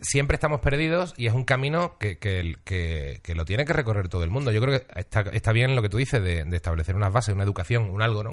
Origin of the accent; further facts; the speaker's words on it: Seville, Andalusia, Spain; me he criado en Sevilla, tampoco soy sevillano